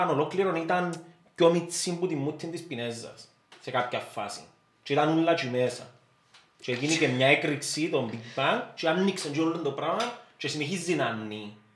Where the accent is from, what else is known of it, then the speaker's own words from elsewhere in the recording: Syros, South Aegean, Greece; Είμαι σύρος, είμαι σύρος.